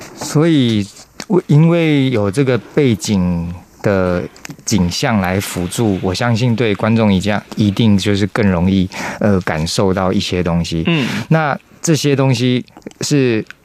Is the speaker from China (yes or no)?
no; Taichung, Taiwan; first language Taiwanese Hokkien; Chinese is a second language; moved away as an adult; also born or lived in Taipei; 我是台中人啊，我要跟他讲台语。嗯。阮对，呃，自细汉拢讲台语